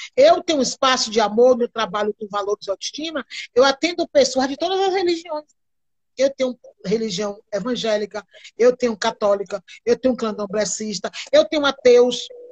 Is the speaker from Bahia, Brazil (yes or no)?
yes; Quilombo da Muribeca, between Madre de Deus and Candeias, Bahia, Brazil; Eu nasci no Quilombo da Muribeca, entre Madrideus e Candeias, aqui na Bahia.